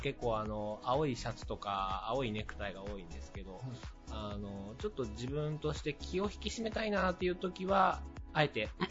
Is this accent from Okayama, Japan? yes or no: yes; Okayama, Japan; moved away as an adult; also born or lived in Aichi; 地元岡山